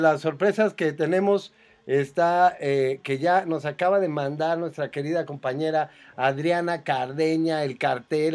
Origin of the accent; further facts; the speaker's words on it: Mexico; yo soy muy mexicano